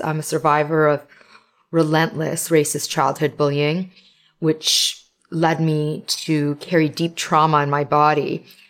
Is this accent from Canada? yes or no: yes; Toronto, Ontario, Canada; I'm Canadian. I live in Canada. And I was born here of immigrant parents